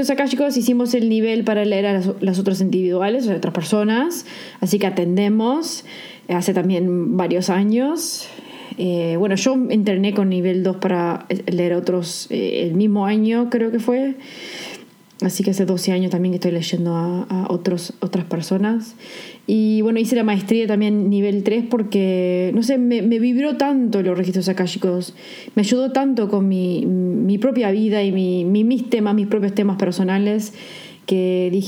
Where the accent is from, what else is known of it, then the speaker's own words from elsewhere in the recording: Uruguay; Somos originalmente de Uruguay, eh, las dos vivimos en países totalmente diferentes